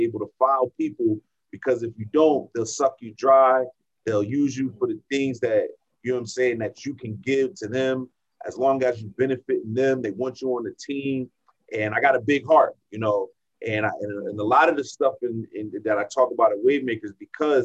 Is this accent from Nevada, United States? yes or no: no; New Jersey, United States; moved away as an adult; now in San Diego, United States; originally born in New Jersey. I'm from New Jersey. I'm a Jersey boy